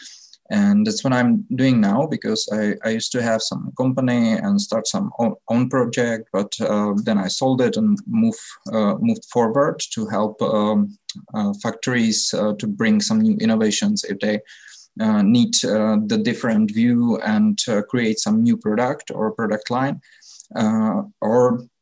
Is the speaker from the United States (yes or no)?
no; Czechia; I'm from the Czech Republic